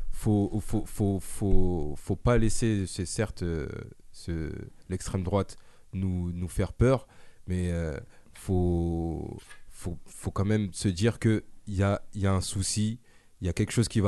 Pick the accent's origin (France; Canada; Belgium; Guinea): France; moi, je suis français